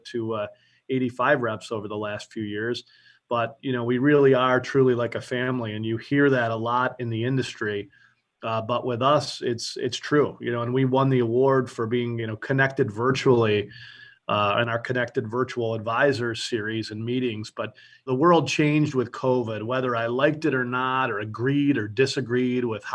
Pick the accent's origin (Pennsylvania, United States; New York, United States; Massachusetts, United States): New York, United States; Buffalo; also born or lived in South Florida; I'm from Buffalo, New York.